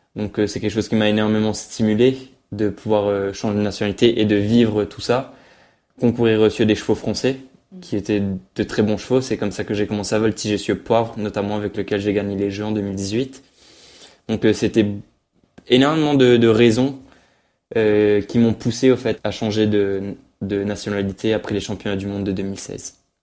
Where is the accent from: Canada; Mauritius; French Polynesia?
Mauritius; now in France; pour l'île Maurice c'était vraiment une fierté pour moi pour mon pays